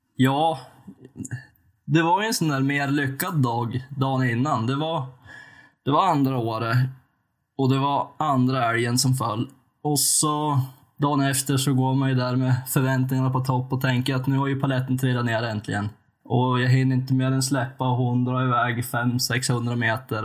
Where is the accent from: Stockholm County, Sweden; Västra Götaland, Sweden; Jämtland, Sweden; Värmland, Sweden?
Jämtland, Sweden; western; född och uppvuxen i västra Jämtland